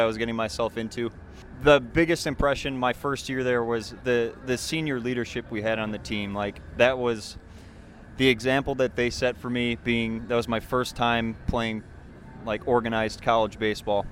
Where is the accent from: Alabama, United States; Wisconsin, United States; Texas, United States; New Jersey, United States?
Wisconsin, United States; Hortonville; also born or lived in Madison, Wisconsin; growing up in Hortonville, I love Hortonville